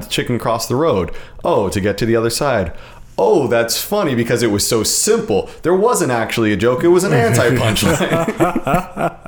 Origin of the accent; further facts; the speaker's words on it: United States; as an American